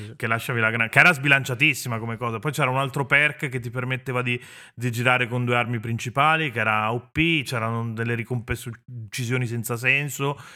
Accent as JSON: {"language": "Italian", "town": "Venice", "region": "Veneto", "country": "Italy", "said": "sono veneziano"}